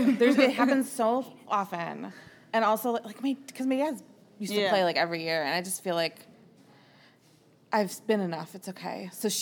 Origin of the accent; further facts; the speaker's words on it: Cleveland Heights, Ohio, United States; I grew up in the Heights.